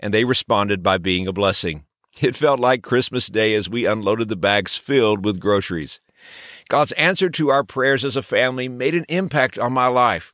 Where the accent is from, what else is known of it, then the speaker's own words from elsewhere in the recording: Texas, United States; When I was a child growing up in Texas